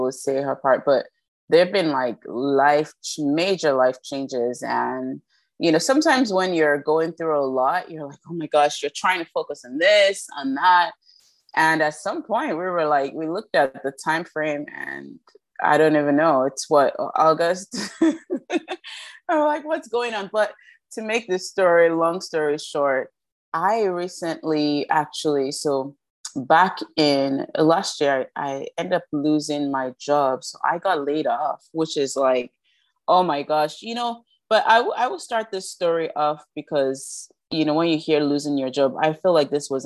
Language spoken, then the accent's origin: English; Nigeria; We're two Nigerian sisters